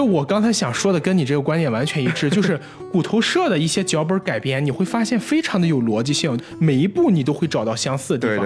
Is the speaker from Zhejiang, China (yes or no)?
no; Qingdao, Shandong, China; 我作为一个青岛人来说，我个人更喜欢的还是这样的海